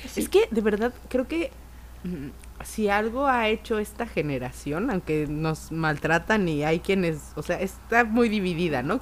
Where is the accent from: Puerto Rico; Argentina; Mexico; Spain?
Mexico